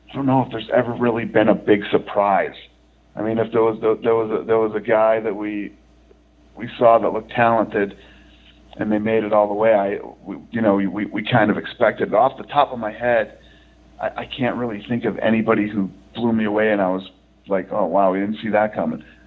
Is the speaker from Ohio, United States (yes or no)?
no; Boston, Massachusetts, United States; moved away; I grew up back in Boston when I was younger